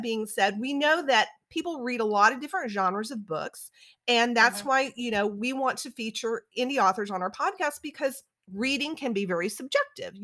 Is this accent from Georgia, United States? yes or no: no; South Louisiana, United States; also born or lived in Alabama; now in Atlanta, United States; I graduated from the University of Alabama, and I grew up in South Louisiana, which is near New Orleans